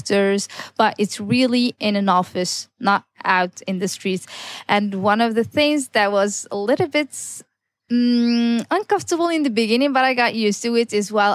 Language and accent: English; Tetouan, Tanger-Tetouan-Al Hoceima, Morocco; also born or lived in Amsterdam, Netherlands; I am the only certified female tour guide here in my hometown, Tetouan